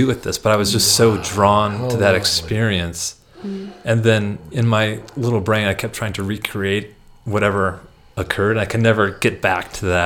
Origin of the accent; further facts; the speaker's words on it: Minnesota, United States; accent: Midwestern; moved away as an adult; now in Albuquerque, United States; growing up in Minnesota, you know, you're about a stone's throw from a lake wherever you are